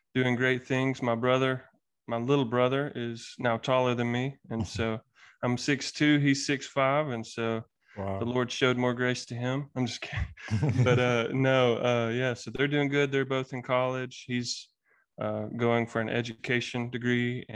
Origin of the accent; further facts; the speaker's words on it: Hokes Bluff, Alabama, United States; I was born in Gadsden, Alabama. Or more technically, Hooks Bluff, Alabama, raised in Hooks Bluff, Alabama